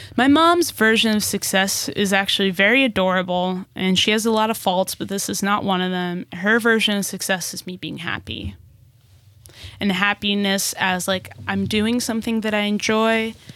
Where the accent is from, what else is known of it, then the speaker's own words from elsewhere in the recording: Newark, New Jersey, United States; also born or lived in Brazil; now in Los Angeles, United States; move us back to New Jersey, back to Newark, New Jersey